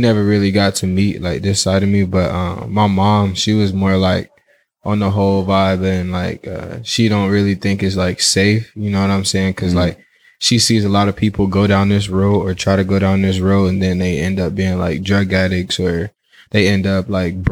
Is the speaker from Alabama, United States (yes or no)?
no; Kentucky, United States; moved away as an adult; now in California, United States; I'm from Kentucky.